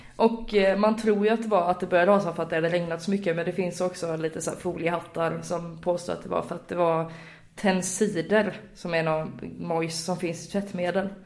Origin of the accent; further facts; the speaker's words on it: Gothenburg, Västra Götaland, Sweden; som göteborgare